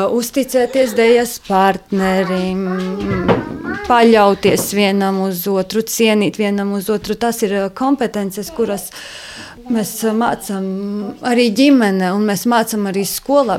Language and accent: Latvian; Latvia; Mēs esam latvieši, mēs uh, ar savu darbu, ar savām jūtām, ar savu sirdi esam latvieši